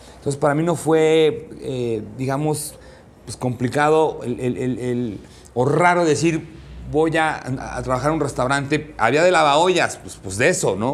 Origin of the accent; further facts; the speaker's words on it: Mexico; soy este cocinero mexicano